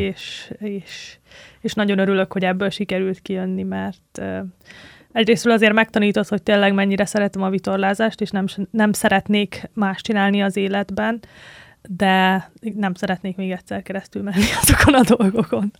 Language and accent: Hungarian; Tihany, Veszprém County, Hungary; Tihanyba jártam általános iskolába